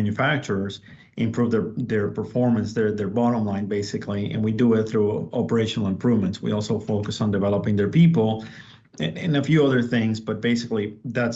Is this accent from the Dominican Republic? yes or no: yes; Dominican Republic; also born or lived in Puerto Rico; now in Texas, United States; I'm originally from the Dominican Republic, and okay, I moved to Puerto Rico.